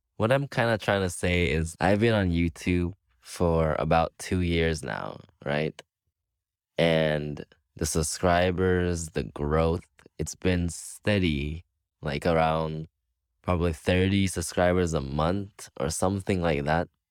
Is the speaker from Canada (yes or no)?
no; Belize; moved away as an adult; now in Cuba; I am from Belize. I have Taiwanese parents